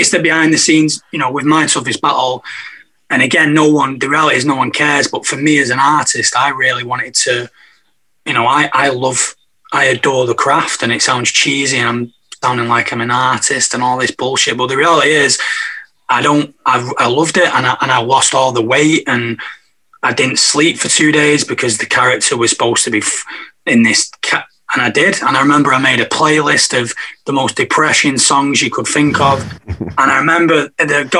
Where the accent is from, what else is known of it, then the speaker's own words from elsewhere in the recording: Manchester, North West England, United Kingdom; growing up in Manchester